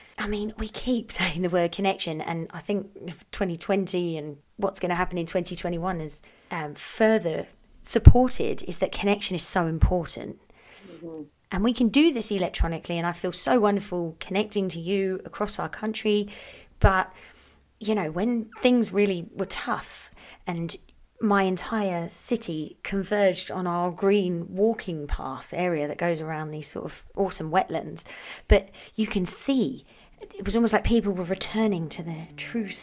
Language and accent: English; United Kingdom; now in Canada; I'm British